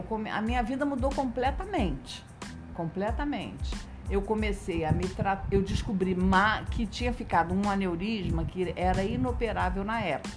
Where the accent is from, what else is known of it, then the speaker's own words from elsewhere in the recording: Nova Iguaçu, Rio de Janeiro, Brazil; moved away as an adult; also born or lived in Jales, São Paulo; Eu sou de Nova Iguaçu. Uhum. Fiquei 30 anos em Nova Iguaçu. Aos 30 anos eu me mudei para lá